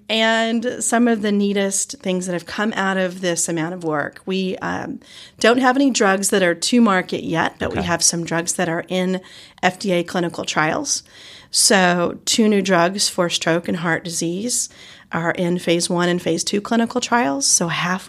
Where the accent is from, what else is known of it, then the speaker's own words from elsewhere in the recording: Georgia, United States; accent: Southern; also born or lived in Chicago / New Orleans / New York City; now in Eugene, United States; I have a Southern accent. That's true. Yes, I'm originally from Georgia and have moved all over in my life, Chicago, New Orleans, New York City, and then out to Eugene